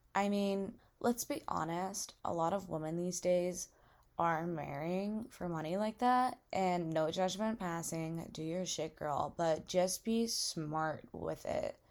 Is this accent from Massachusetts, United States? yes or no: yes; Massachusetts, United States; moved away as an adult; now in Alabama, United States; I go to school in Alabama and I'm from Massachusetts